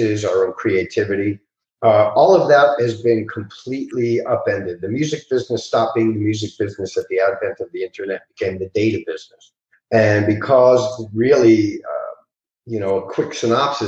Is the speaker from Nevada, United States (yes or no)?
no; New York, United States; moved away; also born or lived in Los Angeles; I'm originally from New York.